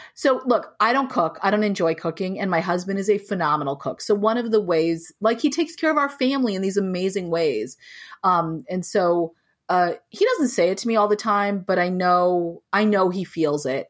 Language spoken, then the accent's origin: English; United States; moved away as an adult; also born or lived in New Mexico / California; now in Boston, United States; I grew up in New Mexico and in California